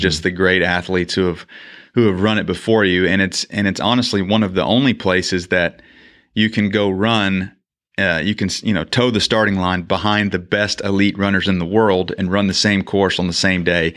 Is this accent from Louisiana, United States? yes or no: yes; Shreveport, Louisiana, United States; moved away as an adult; now in Mansfield, United States; Grew up in Shreveport, Louisiana